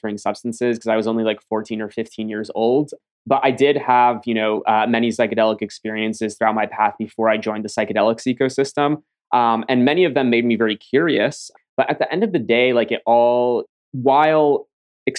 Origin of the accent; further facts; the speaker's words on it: upstate New York, United States; also born or lived in Ukraine; I came as a refugee from the Ukraine and grew up in a refugee community in upstate New York